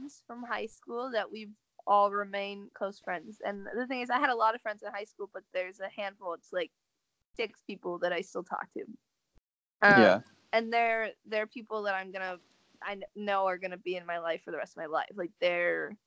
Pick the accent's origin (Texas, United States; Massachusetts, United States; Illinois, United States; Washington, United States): Washington, United States; Seattle; now in California, United States; I'm from Seattle, but I live in California, but I go home every once in a while